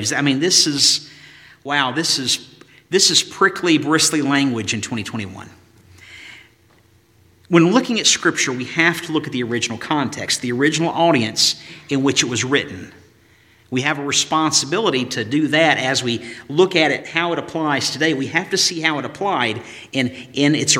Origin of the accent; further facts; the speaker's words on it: Galax, Virginia, United States; moved away; Years ago when I would drive home from college in Tennessee, that final stretch from Withville, Virginia to Galax, Virginia, 35-mile stretch